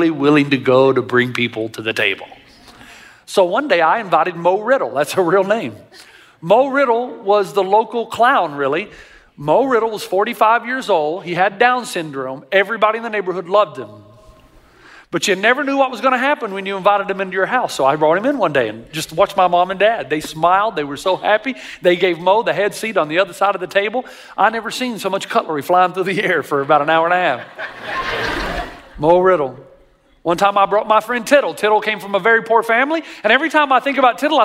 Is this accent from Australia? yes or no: no; Tennessee, United States; I grew up in Tennessee